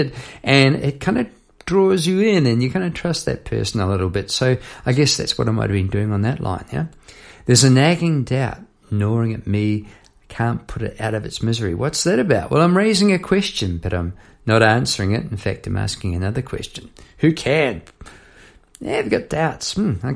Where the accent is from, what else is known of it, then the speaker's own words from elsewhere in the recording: Palmerston North, Manawatū-Whanganui, New Zealand; now in Melbourne, Australia; I was a youngster on the doorstep back in Palmerston, North New Zealand